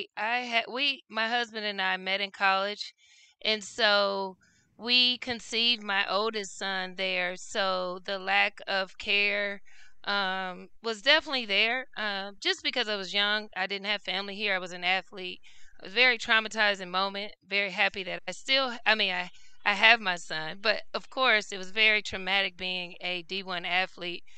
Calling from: Knoxville, Tennessee, United States; I am calling from Knoxville, Tennessee

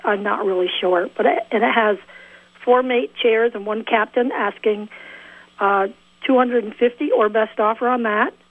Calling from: Milton, Vermont, United States; I'm calling from Milton.

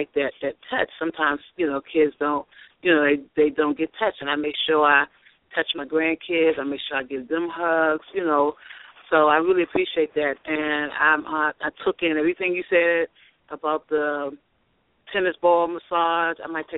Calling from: Athens, Georgia, United States; I'm calling from Athens, Georgia.

